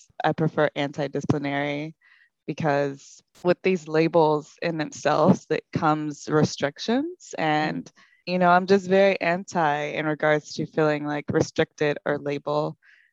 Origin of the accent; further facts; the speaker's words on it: North Carolina, United States; I'm also from the South. North Carolina